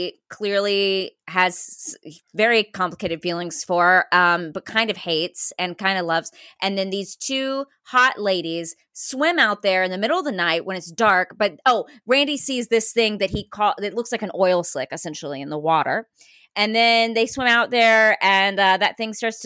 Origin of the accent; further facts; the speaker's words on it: the South, United States; I'm from the South.